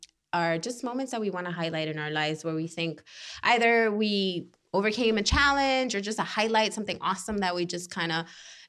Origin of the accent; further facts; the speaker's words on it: Nicaragua; I'm from Nicaragua.